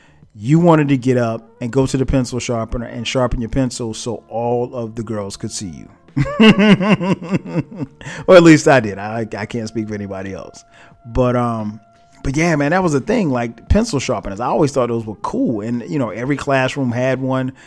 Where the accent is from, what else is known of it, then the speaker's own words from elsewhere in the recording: Florence, South Carolina, United States; moved away as an adult; now in Atlanta, United States; back where I'm from Florence, South Carolina